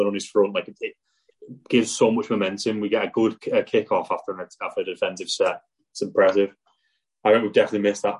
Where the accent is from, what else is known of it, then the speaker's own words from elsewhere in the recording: England, United Kingdom; I'm English